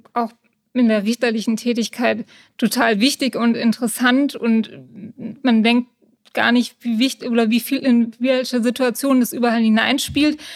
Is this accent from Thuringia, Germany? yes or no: no; Königstein im Taunus, Hesse, Germany; Ich bin in Königstein geboren und lebe schon immer im Taunus